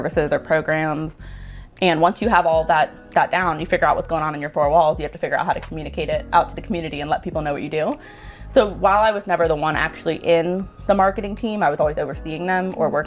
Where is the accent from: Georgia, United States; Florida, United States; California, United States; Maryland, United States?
Florida, United States; Cape Coral; moved away as an adult; now in Tampa, United States; I'm actually from Cape Coral, which is just outside of Fort Myers. And I moved to Tampa in 2017